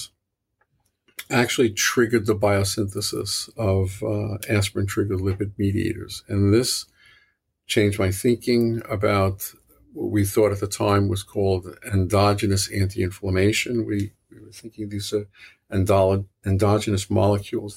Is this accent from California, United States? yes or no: no; New York City, New York, United States; accent: New York City; moved away; you could probably hear this is a New York City accent. It's not a it's not a Boston accent. I'm originally from New York, and I went to school in New York